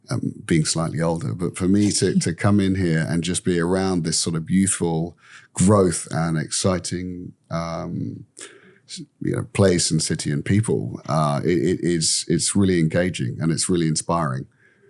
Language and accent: English; London, United Kingdom; now in Vietnam; Yeah, look, I come from London. That's a big city. Yeah. I grew up there.